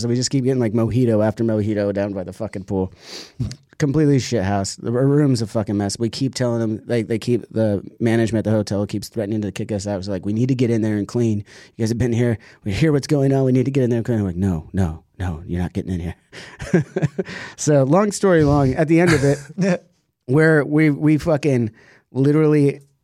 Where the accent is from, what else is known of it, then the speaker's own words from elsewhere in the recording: United States; as an American